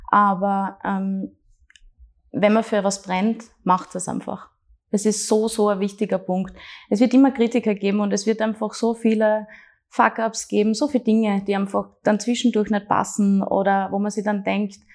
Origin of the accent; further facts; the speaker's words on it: Graz, Styria, Austria; Meine Heimat und extrem viele äh, gute und wenig schlechte Erinnerungen.